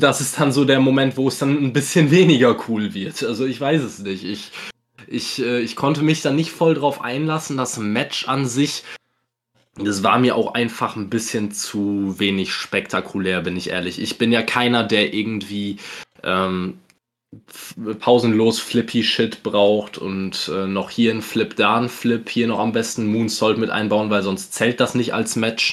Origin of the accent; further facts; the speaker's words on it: Germany; als Deutscher